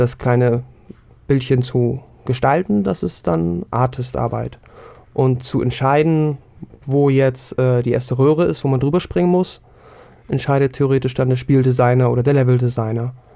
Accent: Hamburg, Germany; ich komme wie du aus Hamburg

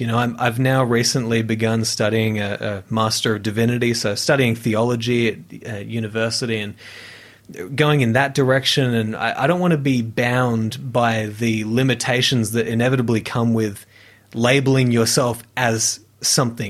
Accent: near Brisbane, Queensland, Australia; I was studying music, um, at the conservatorium in, in Brisbane, uh, near, near my hometown

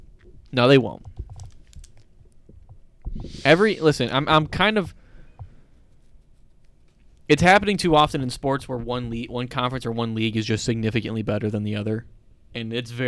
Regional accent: Texas, United States; I'm from Texas.

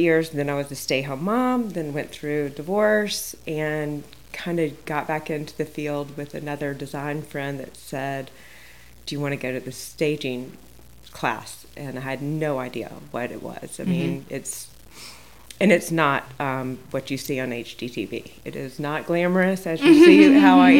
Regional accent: Montgomery, Alabama, United States; also born or lived in Charles Town, West Virginia; now in Winchester, United States; I'm from Montgomery, Alabama originally, and I lived in Charlestown, West Virginia for a while

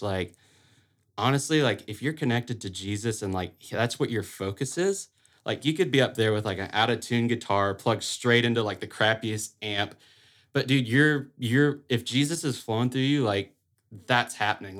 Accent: a little town outside of Auburn, Alabama, United States; moved away as an adult; now in Saint Augustine, United States; I'm originally from a little town outside of Auburn, Alabama

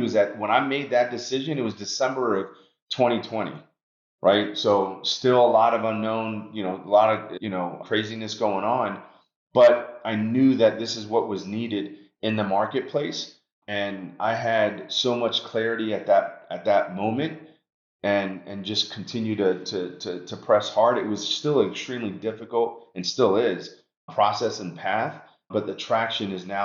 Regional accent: New York City, New York, United States; moved away; also born or lived in Long Island, New York; when I was a kid growing up in New York, I was actually my parents moved us from Washington Heights, New York City to Long Island

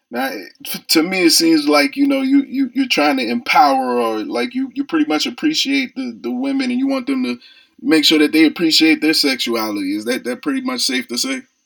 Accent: Charleston, South Carolina, United States; I'm actually from Charleston, South Carolina, a little country area as well

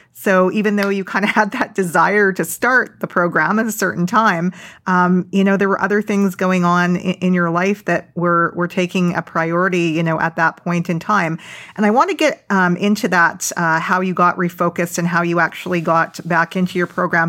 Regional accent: Vancouver, British Columbia, Canada; moved away; I'm originally from Vancouver

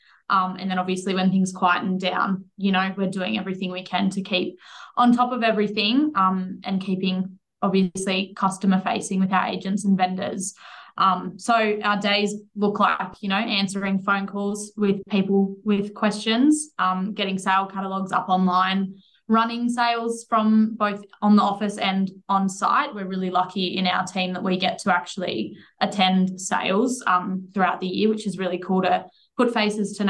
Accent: Nyngan, New South Wales, Australia; now in Sydney, Australia; I'm from Nyngan, Central West New South Wales

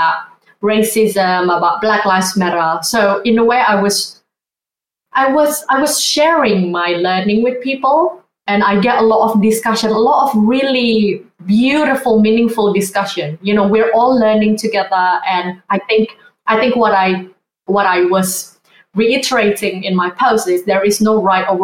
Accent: Indonesia; also born or lived in Sydney, Australia; now in London, United Kingdom; I grew up in Indonesia, growing up Asian as well

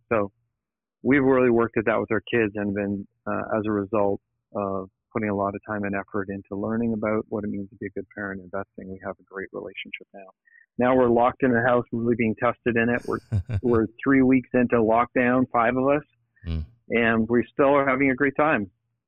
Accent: Niagara area, Ontario, Canada; also born or lived in Toronto, Canada / United States; I grew up in the Niagara area, which is not far from Niagara Falls

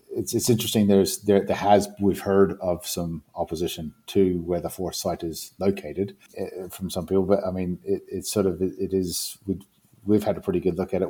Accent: New Zealand; moved away; I come from New Zealand originally. I come from an island community

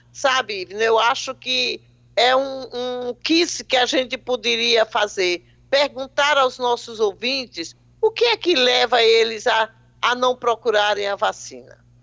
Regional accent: Paraíba, Brazil; eu sou paraibana, então falar para os meus conterrâneos é um prazer duplo

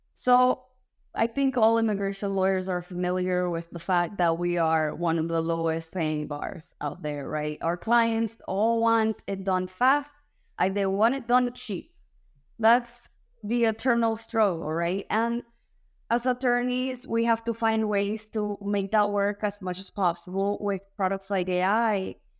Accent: Cuba; now in United States; I'm born and raised in Cuba

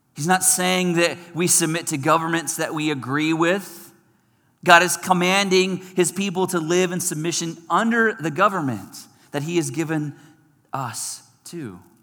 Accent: United States; our American culture

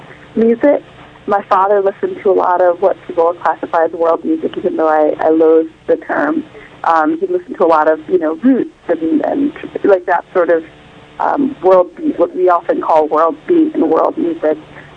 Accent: Champaign, Illinois, United States; moved away as an adult; also born or lived in Rwanda / Uganda / Zambia; now in New York City, United States; I'm originally from East Africa, Rwanda, Uganda specifically. But I grew up mostly in Illinois and a few years in Zambia as well. And I live in New York City.

